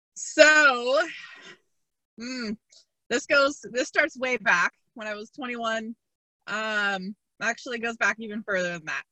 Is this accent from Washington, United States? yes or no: yes; Seattle, Washington, United States; I am from Seattle, Washington